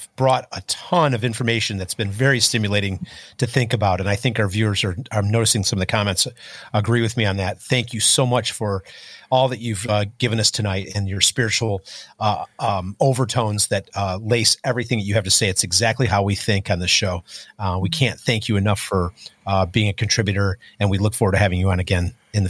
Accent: Michigan, United States; accent: Michigan; She has sympathy for my Michigan accent.

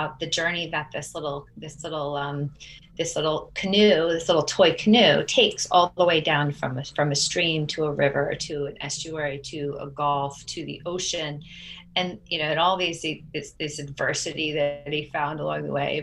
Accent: Vermont, United States; now in Washington, DC, United States; So we live in Washington, DC, in the district. And I'm from Vermont. So my parents are in Vermont still

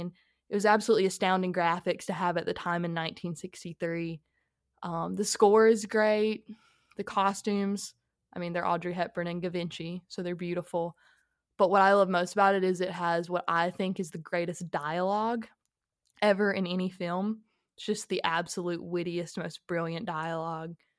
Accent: Georgia, United States; I am from Georgia

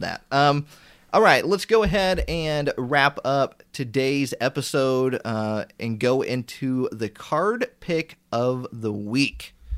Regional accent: Indiana, United States; I'm from Indiana, and we have one IKEA store.

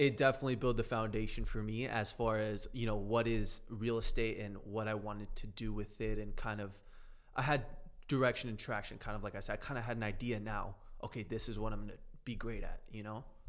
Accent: South Florida, United States; I grew up down in South Florida.

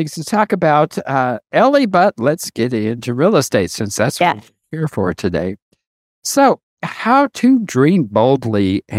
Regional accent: Colorado, United States; also born or lived in Compton, California; my parents moved to Colorado when I was 6 months old.

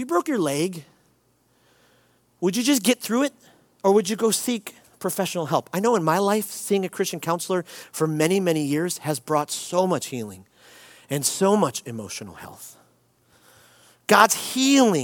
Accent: Detroit, Michigan, United States; also born or lived in Chicago; I grew up here in Detroit

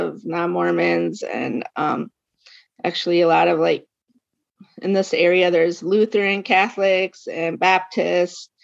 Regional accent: Minnesota, United States; So I'm from Minnesota. I grew up here in Minnesota, but my family is from Minnesota.

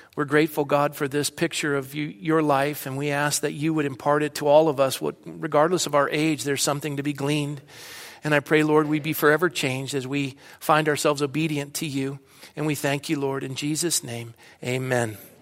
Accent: Coronado, California, United States; moved away as an adult; also born or lived in Redlands, California / Fresno, California; now in Thousand Oaks, United States; I was born and raised in Coronado, California

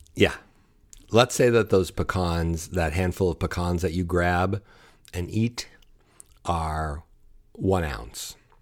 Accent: Buffalo, New York, United States; growing up in the Buffalo area, we said pecans

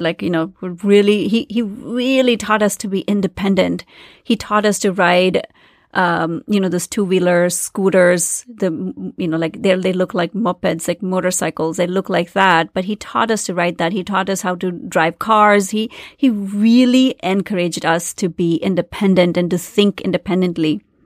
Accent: India; moved away as an adult; I grew up in India in the seventies and the eighties

